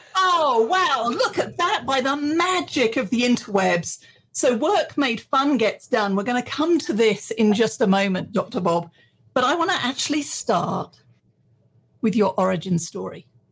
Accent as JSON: {"language": "English", "region": "England", "country": "United Kingdom", "tie": "born or raised there", "moved": "as an adult", "lives_now": "Texas, United States", "said": "I was born in England."}